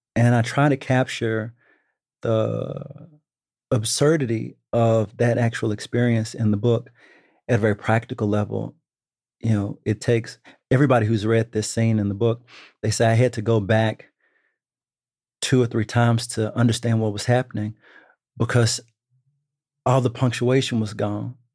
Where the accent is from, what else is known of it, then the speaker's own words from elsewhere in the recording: Dallas, Texas, United States; moved away; I'm from Texas